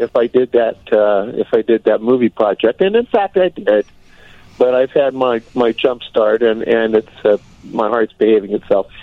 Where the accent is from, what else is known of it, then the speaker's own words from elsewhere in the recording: Muscatine, Iowa, United States; Muscatine, Iowa, is my hometown